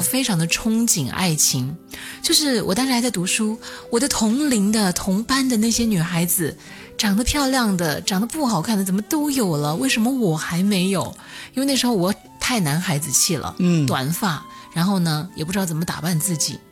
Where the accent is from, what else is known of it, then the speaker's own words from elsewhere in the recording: hometown next to Shuangfeng County, Hunan, China; 家有一个旁边县叫双峰县